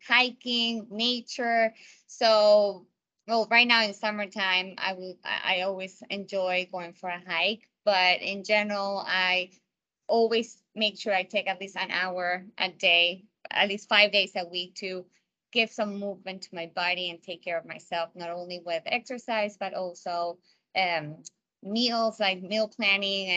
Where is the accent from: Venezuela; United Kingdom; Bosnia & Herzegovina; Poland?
Venezuela; Margarita Island, Nueva Esparta; moved away; also born or lived in United States; I was born in the States, but I was raised in an island called Margarita Island back in Venezuela